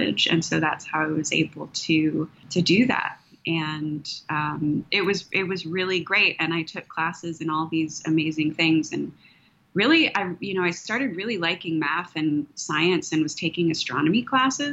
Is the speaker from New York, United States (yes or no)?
no; outside Austin, Texas Hill Country, United States; I grew up in the hill country here, out just outside of Austin